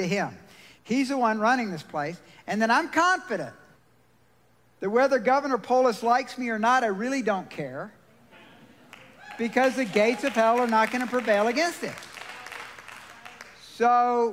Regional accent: Georgia, United States; now in Colorado, United States; I'm from Georgia

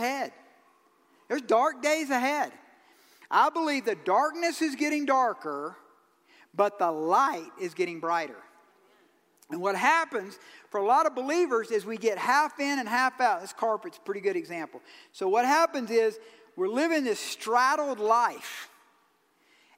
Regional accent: Georgia, United States; I'm from Georgia

